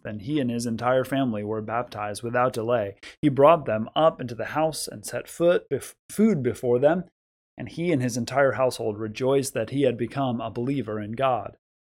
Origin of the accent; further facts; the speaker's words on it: United States; we are American Christians